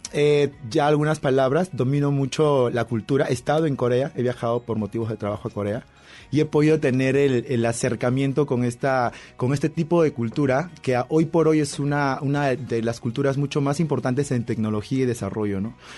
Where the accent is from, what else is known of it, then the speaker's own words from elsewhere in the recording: Peru; Yo soy peruano